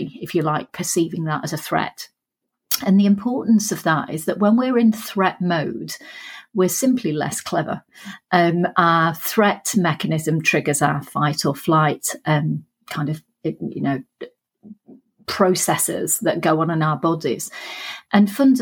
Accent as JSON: {"language": "English", "town": "Sheffield", "region": "Yorkshire and the Humber", "country": "United Kingdom", "said": "You can probably tell from the accent I'm from Sheffield."}